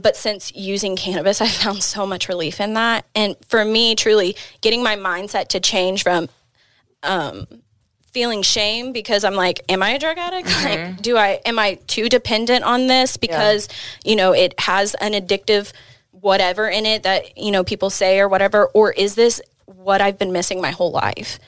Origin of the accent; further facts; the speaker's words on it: Oklahoma City, Oklahoma, United States; moved away as an adult; also born or lived in Austin, Texas; I'm originally from Oklahoma City. Had just moved back from Austin. I had about an eight-year stint out there.